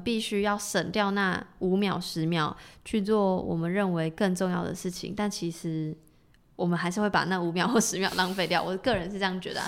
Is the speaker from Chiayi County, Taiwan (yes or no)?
no; Tamsui, New Taipei, Taiwan; now in Taipei, Taiwan; 我说我是淡水人，但我现在住台北